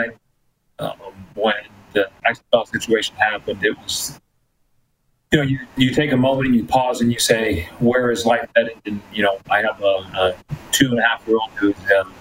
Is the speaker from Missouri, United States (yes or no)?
no; El Paso, Texas, United States; first language Spanish; English is a second language; also born or lived in Aguascalientes, Mexico / Ciudad Juárez, Mexico; now in Edmonton, Canada; we grew up in El Paso